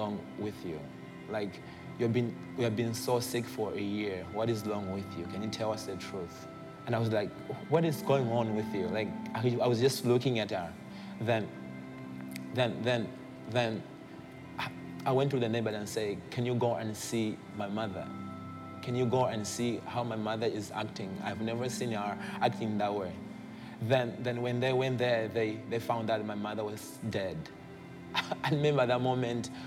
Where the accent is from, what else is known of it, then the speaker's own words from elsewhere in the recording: Malawi; I come from Malawi, and this is in Africa